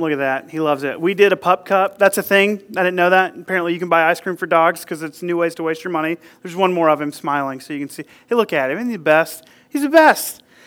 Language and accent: English; United States; I grew up here in Burke County in the South